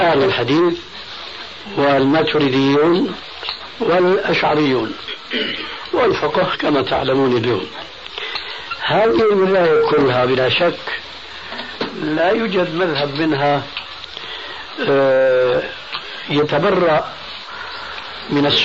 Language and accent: Arabic; Syria; أما جماهير الناس كما يقولون عندنا في سوريا هات إيدك وامشي